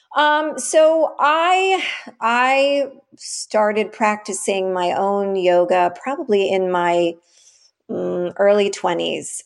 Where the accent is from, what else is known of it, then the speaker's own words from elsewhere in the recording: New York City, New York, United States; I grew up in the West Village in the, you know, late seventies, early eighties, nineties